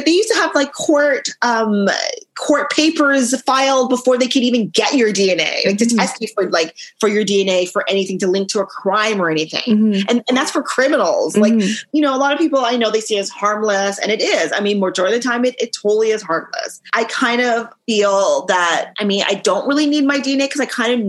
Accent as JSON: {"language": "English", "country": "Canada", "said": "I can say I'd say I'm very Canadian. Mm-hmm. Like, my culture is Canadian, but I also have that mix up mashup with like Trinidad and Grenada just because of my home."}